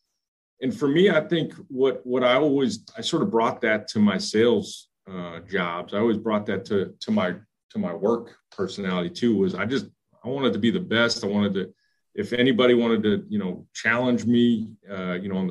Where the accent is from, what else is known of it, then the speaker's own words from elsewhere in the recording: Philadelphia, Pennsylvania, United States; moved away; also born or lived in Indiana; I grew up in Philadelphia